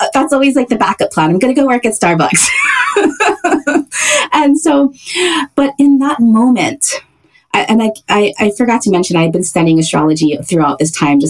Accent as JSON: {"language": "English", "region": "Hawaii", "country": "United States", "tie": "born or raised there", "also_born_or_lived": "San Francisco", "moved": "as an adult", "said": "I was born and raised in Hawaii."}